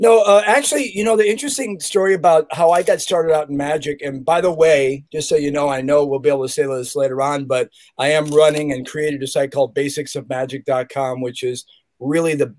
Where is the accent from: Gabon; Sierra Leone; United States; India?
United States; Chicago, Illinois; now in Santa Cruz, United States; I remember as a kid in Chicago, because I'm from Chicago, Illinois, 60616 Southside